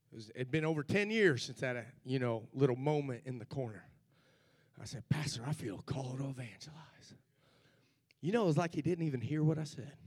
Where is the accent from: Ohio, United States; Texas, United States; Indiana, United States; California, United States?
Ohio, United States; Cincinnati; the church where I grew up in Cincinnati, Ohio